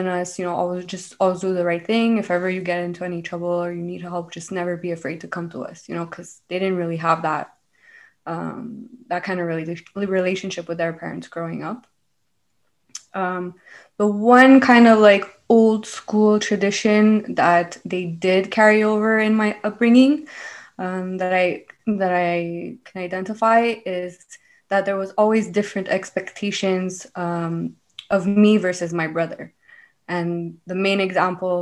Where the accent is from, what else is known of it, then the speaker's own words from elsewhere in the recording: Montreal, Quebec, Canada; I'm from Montreal, born and raised